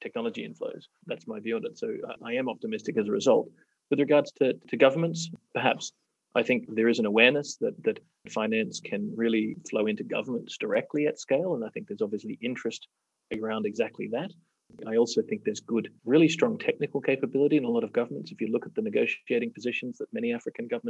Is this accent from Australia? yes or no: yes; Australia; now in Kenya; I'm from Australia